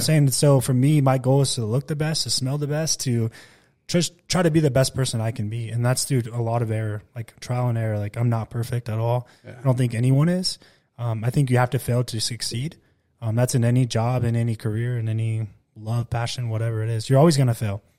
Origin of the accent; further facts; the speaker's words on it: Klamath Falls, Oregon, United States; moved away as an adult; also born or lived in Bakersfield, California; I was born in Bakersfield, but we grew up in southern Oregon